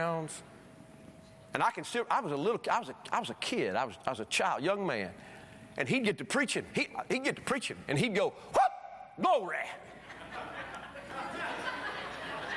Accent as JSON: {"language": "English", "region": "Alabama", "country": "United States", "tie": "born or raised there", "said": "the church I was raised in Alabama, great church"}